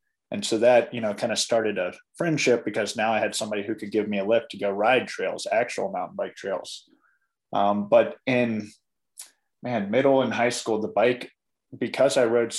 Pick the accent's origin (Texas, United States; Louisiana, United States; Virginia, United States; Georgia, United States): Virginia, United States; Ashland; moved away as an adult; now in Colorado, United States; I grew up in Ashland.